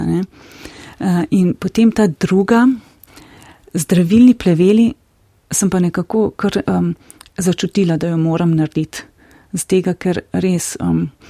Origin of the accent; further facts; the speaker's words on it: Slovenia; smo tukaj slovenci